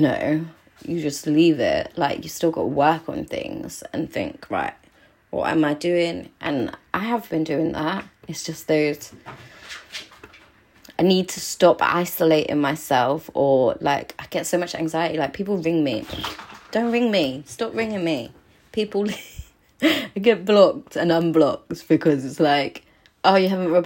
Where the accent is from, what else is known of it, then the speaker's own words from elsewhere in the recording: Cornwall, South West England, United Kingdom; now in London, United Kingdom; I'm Cornish